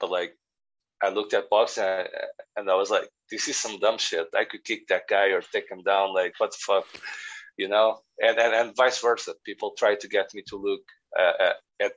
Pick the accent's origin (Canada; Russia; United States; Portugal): Portugal; now in Northern Ireland, United Kingdom; I'm from Portugal